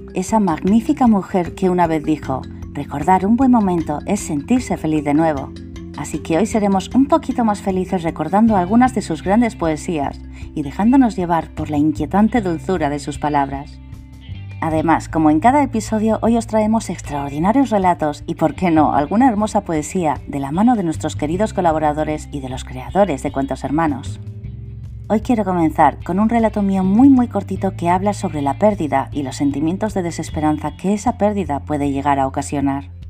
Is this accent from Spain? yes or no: yes; Spain; de España